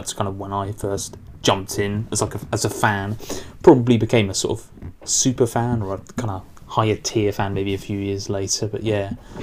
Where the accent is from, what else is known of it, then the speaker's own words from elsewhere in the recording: United Kingdom; being British